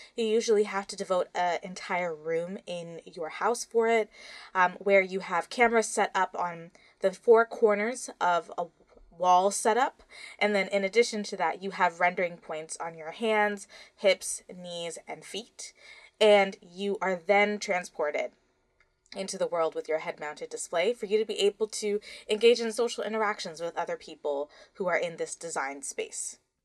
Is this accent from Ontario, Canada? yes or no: yes; Toronto, Ontario, Canada; my hometown of Toronto